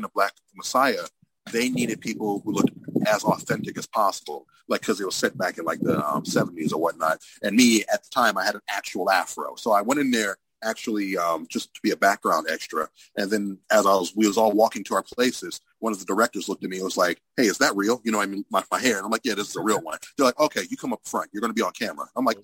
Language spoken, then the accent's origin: English; Cleveland, Ohio, United States; growing up in Cleveland